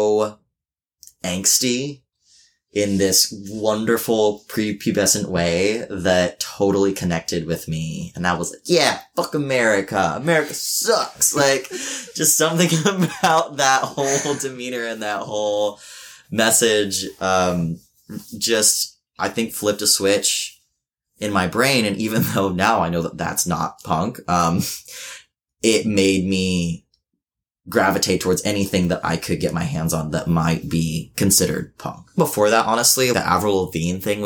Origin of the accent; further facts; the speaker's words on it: Medford, Oregon, United States; moved away; I grew up in a small town that's pretty out there. Like, you know, I'm from Southern Oregon, from Medford, Oregon